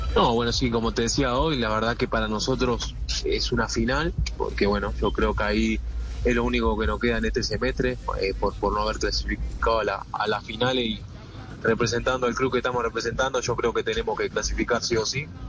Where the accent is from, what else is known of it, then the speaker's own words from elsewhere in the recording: Uruguay; now in Colombia; uno como uruguayo